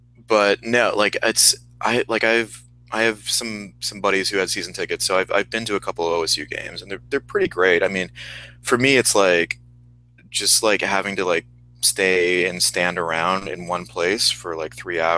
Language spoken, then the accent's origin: English; Columbus, Ohio, United States; now in New York, United States; We're both from Columbus, Ohio.